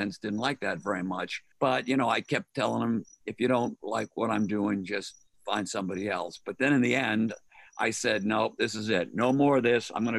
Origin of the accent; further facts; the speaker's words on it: Boston, Massachusetts, United States; moved away as an adult; now in Ohio, United States; I'm from Boston